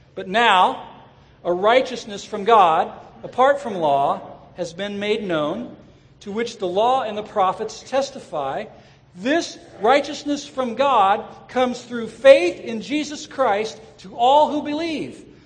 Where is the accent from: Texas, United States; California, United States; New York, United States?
California, United States; Southern; I grew up in Southern California